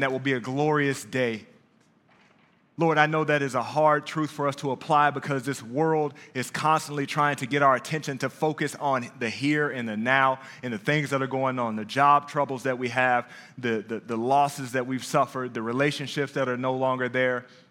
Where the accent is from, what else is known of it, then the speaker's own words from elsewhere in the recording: Dallas, Texas, United States; also born or lived in Brooklyn, New York; Dallas, Texas, home